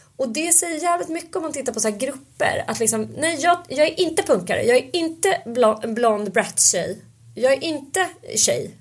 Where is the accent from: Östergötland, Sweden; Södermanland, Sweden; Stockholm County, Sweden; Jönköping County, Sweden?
Stockholm County, Sweden; Stockholm; när jag växte upp då på Söder